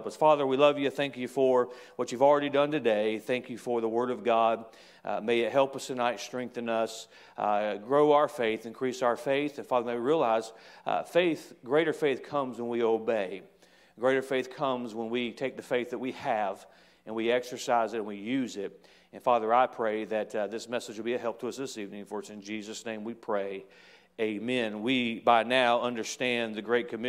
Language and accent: English; United States; I'm an American. I embrace